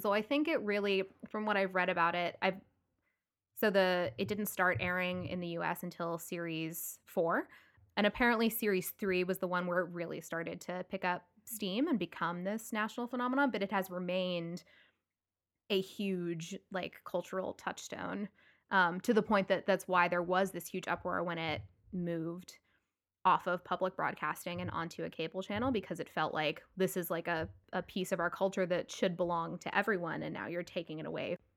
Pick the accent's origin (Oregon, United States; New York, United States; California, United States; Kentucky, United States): Kentucky, United States; Louisville; Kelsey and I grew up together in Louisville, Kentucky